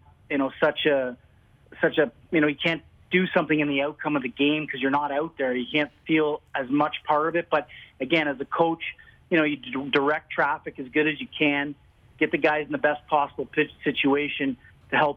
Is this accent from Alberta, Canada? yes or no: no; Ottawa, Ontario, Canada; I grew up in Ottawa